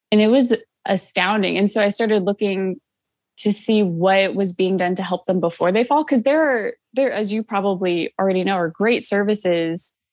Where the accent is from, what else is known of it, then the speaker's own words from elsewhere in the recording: Nashville, Tennessee, United States; I'm from Nashville, Tennessee.